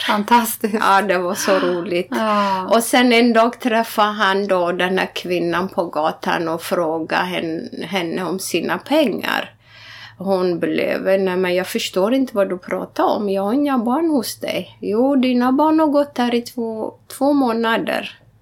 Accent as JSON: {"language": "Swedish", "area": "Wollega", "region": "Oromia", "country": "Ethiopia", "tie": "born or raised there", "moved": "yes", "lives_now": "Sweden", "said": "Wallaga kaffe, där jag är född"}